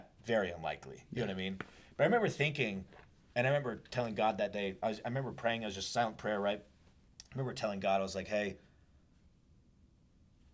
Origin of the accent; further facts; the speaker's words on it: Washington, United States; I grew up in Washington State, and the biggest hospital is, like, 2.5 hours away